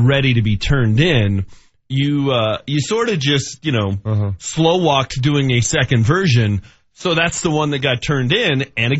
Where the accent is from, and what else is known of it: Denver, Colorado, United States; born or raised there